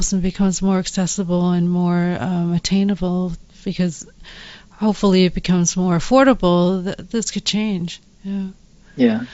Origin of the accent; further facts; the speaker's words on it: Canada; moved away; also born or lived in Illinois; I grew up in Canada